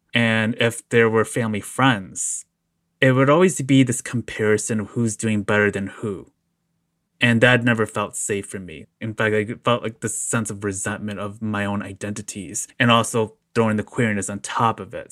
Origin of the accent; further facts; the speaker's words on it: Chicago, Illinois, United States; I've been born and raised in the Chicagoland area